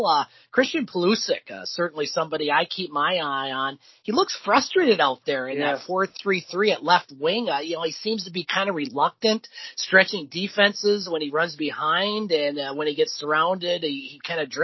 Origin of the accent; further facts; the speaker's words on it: Canada; As a Canadian